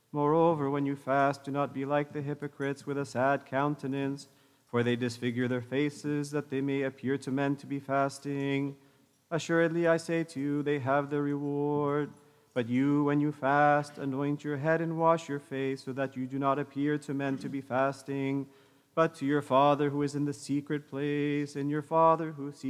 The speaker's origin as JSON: {"language": "English", "area": "the Bay Area", "region": "California", "country": "United States", "tie": "born or raised there", "said": "when my wife and I were growing up in the Bay Area."}